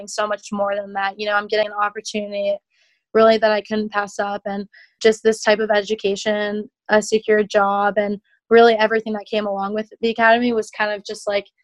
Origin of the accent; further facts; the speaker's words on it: Alexandria, Virginia, United States; I'm from Alexandria, Virginia. I have had a lot of family, friends, and neighbors growing up